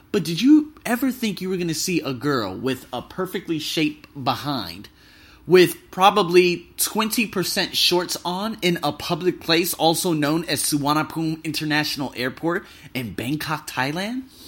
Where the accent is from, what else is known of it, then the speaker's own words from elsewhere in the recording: Las Vegas, Nevada, United States; moved away; I'm from America. I'm from Las Vegas